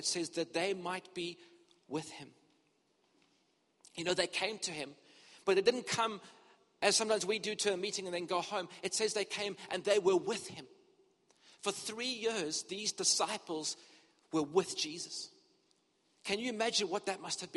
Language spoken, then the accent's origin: English; Cape Town, Western Cape, South Africa; moved away as an adult; also born or lived in Durban, South Africa / United Kingdom; I grew up in Cape Town and we were in ministry here for many years